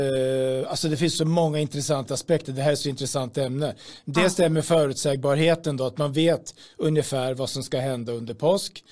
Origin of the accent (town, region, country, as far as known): Sweden